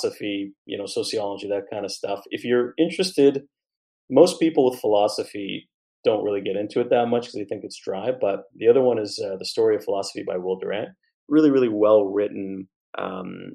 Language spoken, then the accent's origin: English; Montreal, Quebec, Canada; I grew up in Montreal